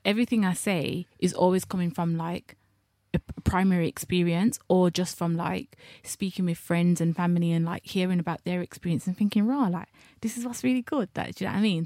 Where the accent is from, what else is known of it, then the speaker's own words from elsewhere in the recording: Birmingham, West Midlands, United Kingdom; I'm a heterosexual black girl from Birmingham